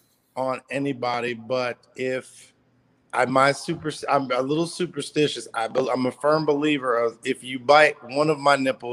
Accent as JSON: {"language": "English", "town": "New York City", "region": "New York", "country": "United States", "also_born_or_lived": "Guyana", "moved": "yes", "lives_now": "Norfolk, United States", "said": "I am originally from Brooklyn, New York, by way of Guyana, South America. And I live currently in Norfolk. That is not where I am right now. But I currently live in Norfolk, Virginia."}